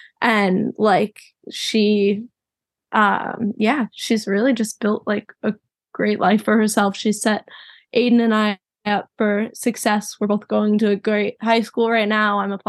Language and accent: English; Chicago, Illinois, United States; Chicago, Illinois.